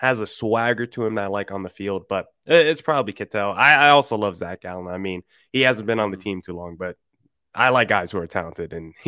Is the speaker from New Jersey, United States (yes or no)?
yes; New Jersey, United States; moved away as an adult; now in Arizona, United States; But I grew up on the East Coast, grew up in New Jersey